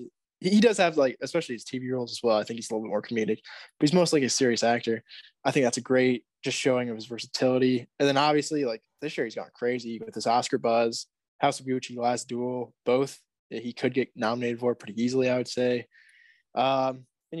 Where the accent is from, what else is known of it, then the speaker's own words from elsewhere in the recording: near Mishawaka, Indiana, United States; they're pretty close to my hometown